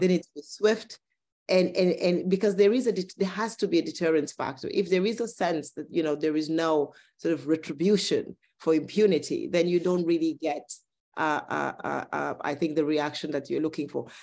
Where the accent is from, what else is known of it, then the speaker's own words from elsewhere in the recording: Cameroon; I come from Cameroon